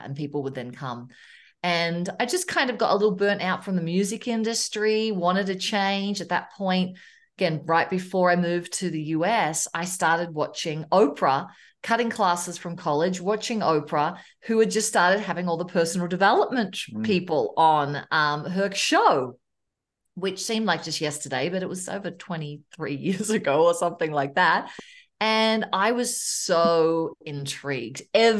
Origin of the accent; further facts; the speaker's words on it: Melbourne, Victoria, Australia; moved away as an adult; now in Loveland, United States; I was from Australia. I'm a Melbourne girl, Melbourne, Australia. I live in Loveland, Colorado right now. I came over in 2002